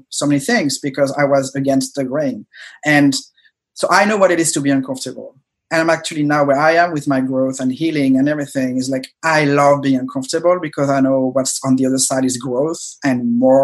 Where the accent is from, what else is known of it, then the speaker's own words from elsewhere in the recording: France; moved away as an adult; I was an immigrant, I grew up in France, moved here 8-9 years ago